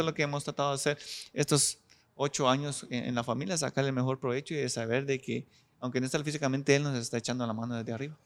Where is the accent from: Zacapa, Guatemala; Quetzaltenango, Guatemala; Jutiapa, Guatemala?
Zacapa, Guatemala; La Unión; soy originario de la, de la Unión Socapa, un pueblo que está a 194, 195 kilómetros de aquí de la ciudad capital.